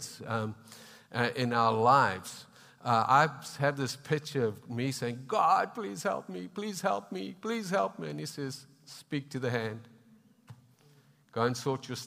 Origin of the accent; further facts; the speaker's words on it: South Africa; also born or lived in Zimbabwe; now in Canada; I was born in Zimbabwe and that's been through trials and tribulations, and we have brothers in Christ there that struggle. And then grew up in South Africa too